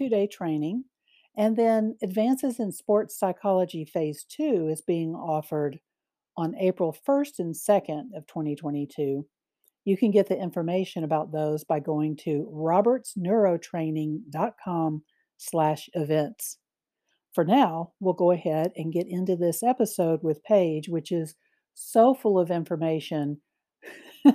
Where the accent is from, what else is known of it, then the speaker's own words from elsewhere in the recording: Mississippi, United States; my home state